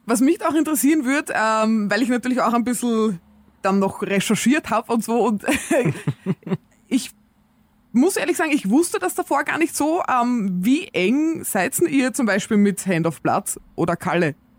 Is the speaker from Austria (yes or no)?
yes; Austria; bei uns in Österreich